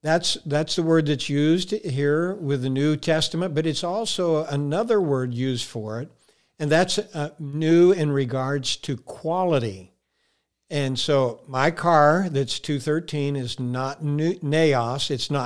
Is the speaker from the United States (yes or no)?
yes; Texas, United States; born there; I was born in Texas, so you got to remember I have a combination of accent, brother.